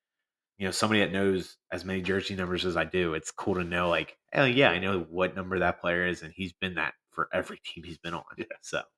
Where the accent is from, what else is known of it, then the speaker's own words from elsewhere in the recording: United States; as being an American